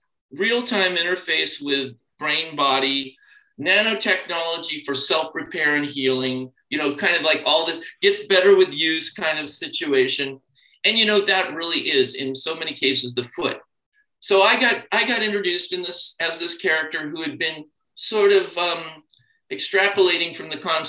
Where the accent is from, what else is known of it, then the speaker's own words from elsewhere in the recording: California, United States; growing up in California in the 60s and 70s